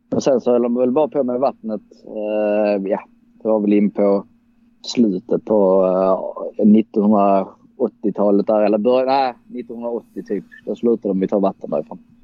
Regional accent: Dalby, Skåne, Sweden; also born or lived in Gothenburg; jag är faktiskt född i Göteborg men vi flyttade snabbt ner till Skåne igen eh, där mamma är från. Eh, och bosatte oss då i Dalby

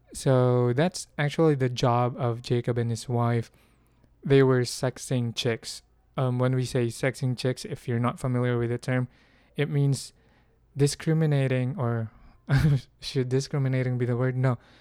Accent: Philippines; I'm from the Philippines, um, in the Philippines, we're mostly agricultural, but although, uh, my grandfather was a farmer and I lived mostly with farmers when I was young

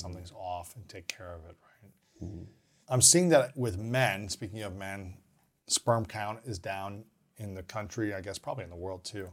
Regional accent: Ohio, United States; also born or lived in Minnesota / Missouri / Saint Louis / Alabama; now in Los Angeles, United States; I grew up in Ohio.

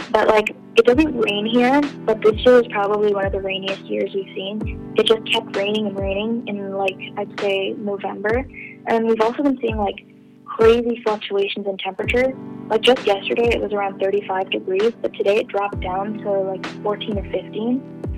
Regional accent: Canada; now in Riyadh, Saudi Arabia; I'm 17 years old. I'm from Canada, but I live in Saudi Arabia and I go to the American school here in Riyadh, the capital city.

